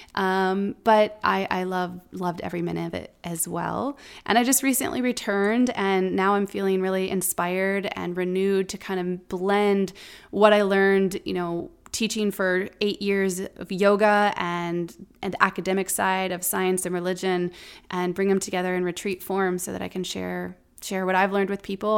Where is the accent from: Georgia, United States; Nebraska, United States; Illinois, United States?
Nebraska, United States; Omaha; also born or lived in Colorado; before moving back to Omaha, my hometown